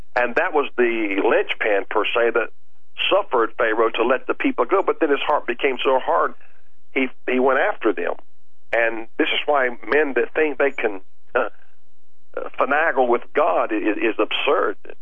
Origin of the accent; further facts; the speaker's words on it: United States; I'm glad I was born in America